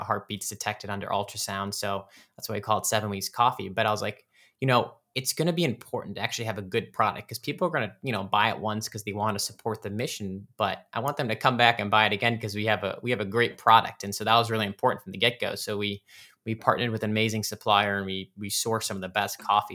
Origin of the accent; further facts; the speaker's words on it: Cleveland, Ohio, United States; growing up in the Cleveland, Ohio area. That's where I'm from.